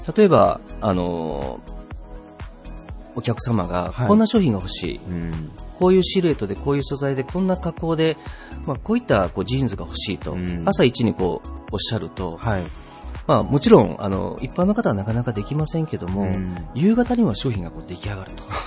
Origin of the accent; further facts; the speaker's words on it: Takarazuka, Hyogo, Japan; moved away as an adult; now in Okayama, Japan; あの私はあの岡山の出身ではなくて兵庫県の宝塚の出身になるんですけども